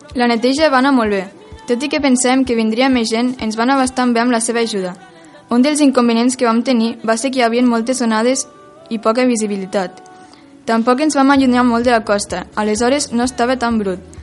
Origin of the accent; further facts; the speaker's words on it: Lleida, Catalonia, Spain; vinc de Lleida